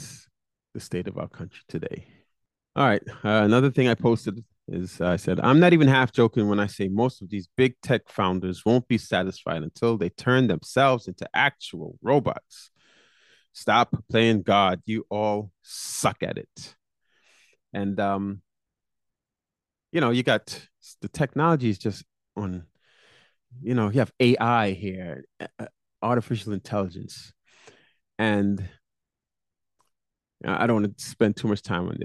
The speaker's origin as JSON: {"language": "English", "region": "New York", "country": "United States", "tie": "born or raised there", "said": "in New York, my hometown"}